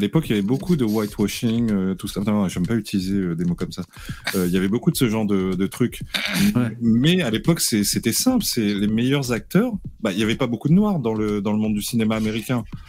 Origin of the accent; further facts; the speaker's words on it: Réunion; Je suis réunionnais